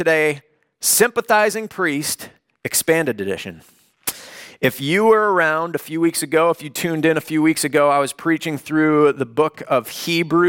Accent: Chicago, Illinois, United States; now in Los Angeles, United States; I grew up in the Chicagoland area

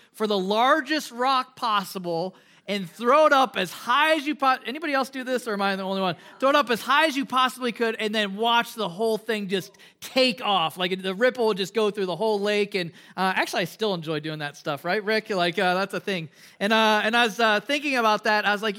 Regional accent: Midwest, United States; One of the things that I enjoyed growing up in the Midwest, we had a lot of ponds and lakes.

